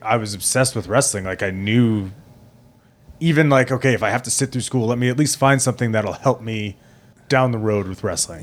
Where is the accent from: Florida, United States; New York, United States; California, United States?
New York, United States; Plainview; I grew up in Plainview, uh, which is, like, kinda smack dab in the middle of Long Island